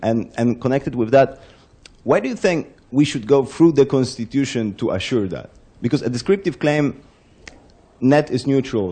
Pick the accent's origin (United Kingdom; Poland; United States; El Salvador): Poland; I come from Poland, have strong ties to Germany, uh, to Hungary